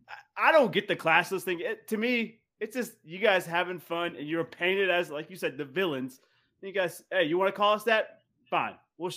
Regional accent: North Carolina, United States; We're from North Carolina.

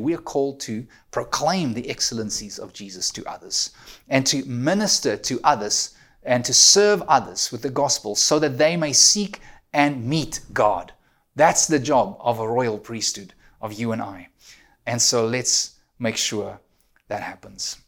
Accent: South Africa; now in Ontario, Canada; I'm an immigrant, you know, I'm a South African living in Canada.

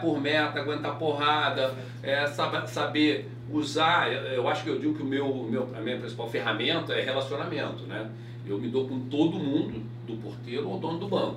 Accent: Bento Gonçalves, Rio Grande do Sul, Brazil; Eu sou gaúcho, de Bento Gonçalves, interior do Rio Grande do Sul.

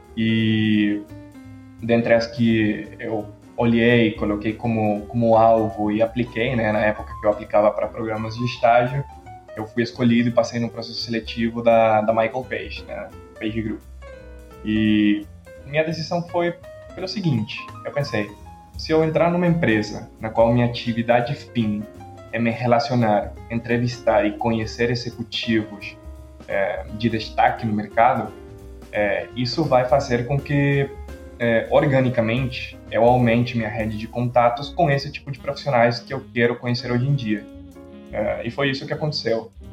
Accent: Quito, Pichincha, Ecuador; Portuguese is a second language; moved away as an adult; also born or lived in Rio de Janeiro, Brazil; now in São Paulo, Brazil; Nasci e cresci no Equador

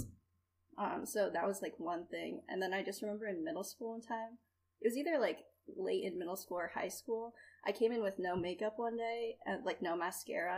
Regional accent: Nantucket, Massachusetts, United States; moved away as an adult; also born or lived in China; now in Los Angeles, United States; I am originally from Nantucket, Massachusetts

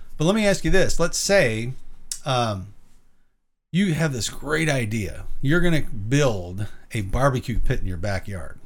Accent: Illinois, United States; moved away; also born or lived in the South; moved out of where my hometown is in Illinois

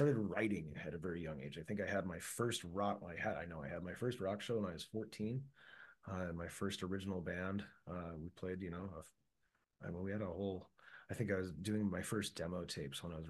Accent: Chicago, Illinois, United States; Growing up in Chicago

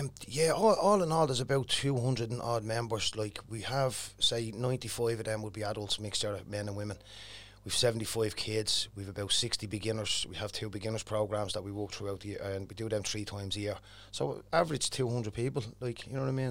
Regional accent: Dublin, Leinster, Ireland; growing up in Cherry Arthur was a bit of a, bit of a mad place it was years ago

